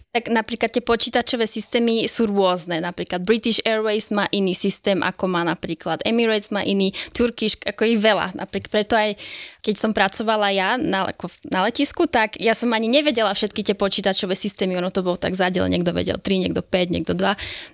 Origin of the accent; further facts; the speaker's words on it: Slovakia; som Slovenka